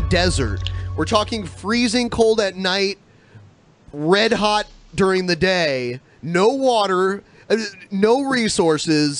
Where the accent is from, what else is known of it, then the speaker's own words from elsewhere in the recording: Ohio, United States; moved away; also born or lived in Albuquerque, New Mexico; I grew up in Ohio, and then I moved to Albuquerque and lived there for almost a decade